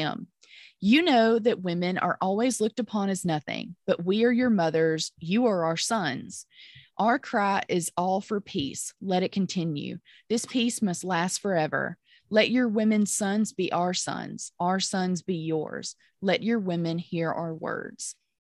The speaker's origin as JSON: {"language": "English", "town": "Pontotoc", "region": "Mississippi", "country": "United States", "tie": "born or raised there", "accent": "Southern", "moved": "yes", "lives_now": "Memphis, United States", "said": "From my hometown of Pontotoc, Mississippi"}